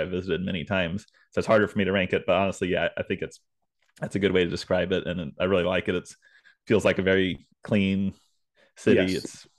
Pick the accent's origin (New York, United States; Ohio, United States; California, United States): Ohio, United States; Cincinnati; So people that know me know that, you know, I'm not your typical, like, I'm from Cincinnati, so I like all the Cincinnati teams.